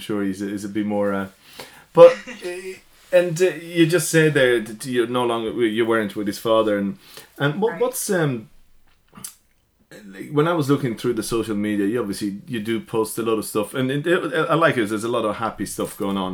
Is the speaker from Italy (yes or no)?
yes; Italy; also born or lived in Greystones, Ireland; now in Ireland; I never heard divorce growing up in Italy. Yeah. And now in Ireland